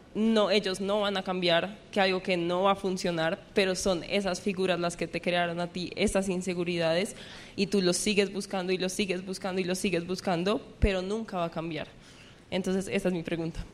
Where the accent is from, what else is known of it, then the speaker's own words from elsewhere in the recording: Colombia; somos de Colombia